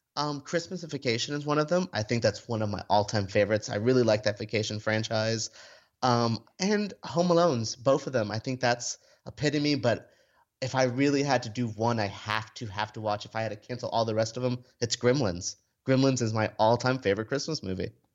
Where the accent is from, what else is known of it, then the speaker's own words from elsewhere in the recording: Florida, United States; I grew up in Florida where we've never had a toy store this big